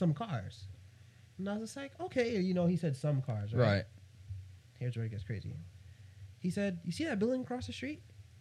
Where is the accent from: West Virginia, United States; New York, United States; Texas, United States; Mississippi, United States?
New York, United States; I'm from New York